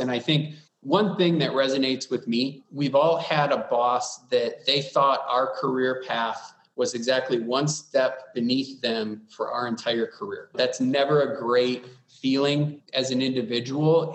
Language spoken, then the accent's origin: English; Wisconsin, United States; now in Arizona, United States; I'm from Wisconsin initially. Everyone is pretty nice and, and wired to show you that Midwestern hospitality